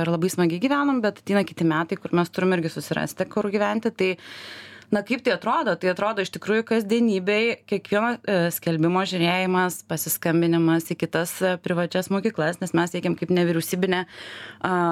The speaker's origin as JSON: {"language": "Lithuanian", "country": "Lithuania", "said": "mes lietuviai esam įsteigę tą"}